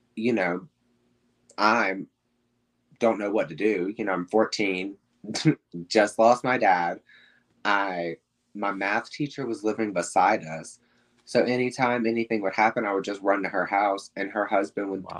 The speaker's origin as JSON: {"language": "English", "region": "South Carolina", "country": "United States", "tie": "born or raised there", "also_born_or_lived": "Atlanta, Georgia", "moved": "as an adult", "lives_now": "Hollywood, Florida, United States", "said": "I was born in Atlanta. Um, I lived there till I was about four to six, I want to say. Um, and then we moved to South Carolina, and that's where I basically like lived my childhood"}